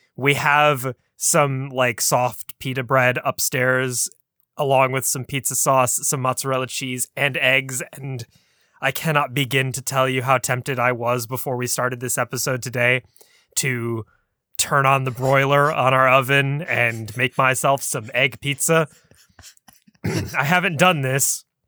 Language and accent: English; United States; we in the States